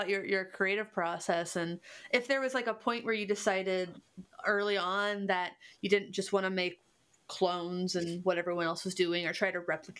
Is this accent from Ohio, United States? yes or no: yes; Cincinnati, Ohio, United States; I'm from Cincinnati, which is the most German city in America.